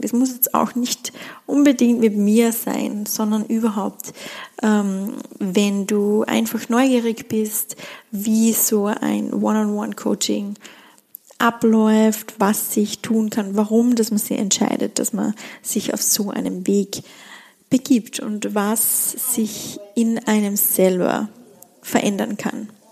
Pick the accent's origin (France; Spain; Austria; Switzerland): Austria; Schladming, Styria; in Schlappming, in meiner Heimat stattfinden, in den Bergen, in der Steiermark, in Österreich